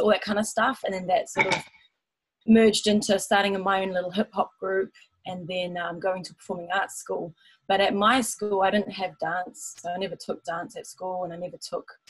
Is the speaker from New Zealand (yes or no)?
yes; Taupo, Waikato, New Zealand; moved away as an adult; also born or lived in Auckland / Melbourne; I was born in Auckland, but then when I was about nine years old, I moved to Taupo and I did all my schooling and was raised there.